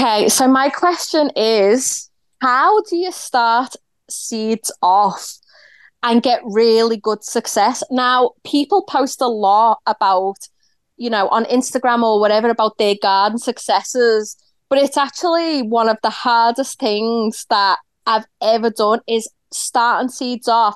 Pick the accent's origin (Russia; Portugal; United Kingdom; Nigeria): United Kingdom; Liverpool, North West England; now in Melbourne, Australia; I'm originally from Liverpool, but I'm calling from Melbourne, Australia